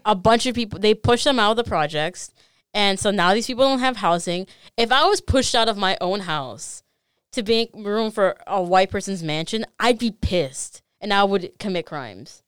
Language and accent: English; Chicago, Illinois, United States; I was born in Chicago